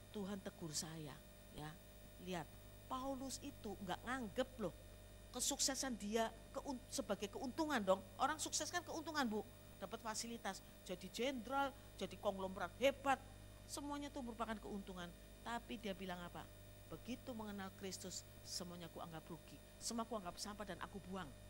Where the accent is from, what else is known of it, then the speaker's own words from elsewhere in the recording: Slawi, Central Java, Indonesia; moved away; also born or lived in Jakarta; Di Slawi, di kota saya, kota kelahiran saya